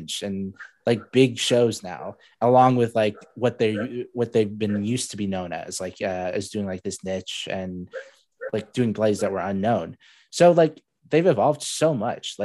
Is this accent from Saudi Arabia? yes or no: yes; Saudi Arabia; now in Spokane, United States; I don't even call myself, you know, I'm from Saudi Arabia now